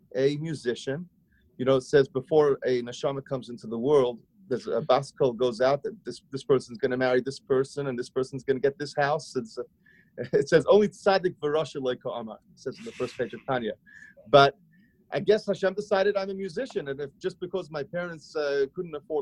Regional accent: Sydney, New South Wales, Australia; moved away as an adult; now in Brooklyn, United States; I grew up in Australia. I'm from Sydney, Australia. You might still hear a hint of a twang, a hint of my accent

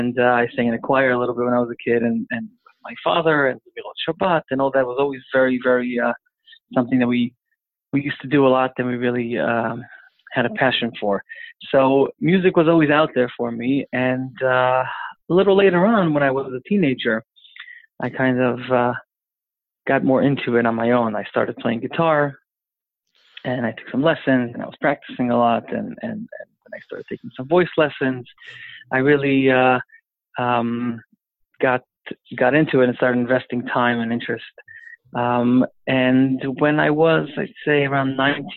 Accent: Jerusalem, Jerusalem District, Israel; first language English; I was born and raised and grew up in Yerushalayim in a neighborhood called Neve Yaakov

